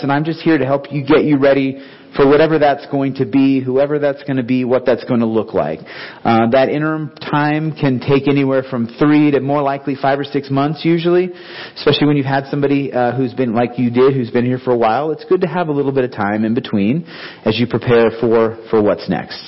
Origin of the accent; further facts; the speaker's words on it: Clovis, New Mexico, United States; moved away; also born or lived in Concord, California / Renton, Washington / Seattle, Washington / Africa; we both grew up in Clovis, New Mexico.